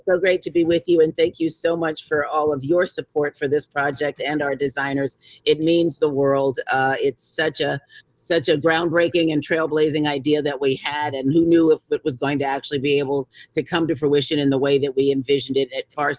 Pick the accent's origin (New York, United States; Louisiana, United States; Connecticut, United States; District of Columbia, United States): District of Columbia, United States; Washington; I'm from Washington, D.C. originally, and was trained as a fine artist. My dad's a graphic artist. My mom's a writer.